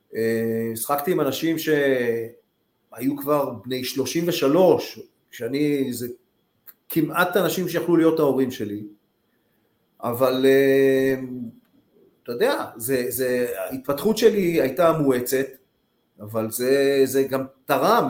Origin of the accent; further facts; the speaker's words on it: Tel Aviv, Tel Aviv District, Israel; גרתי ליד כיכר דיזינגוף